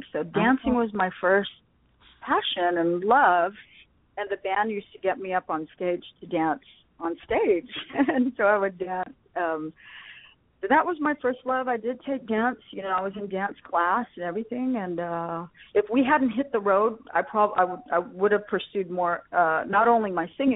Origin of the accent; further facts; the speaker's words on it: Las Vegas, Nevada, United States; eventually we settled in Vegas. So I grew up in Las Vegas.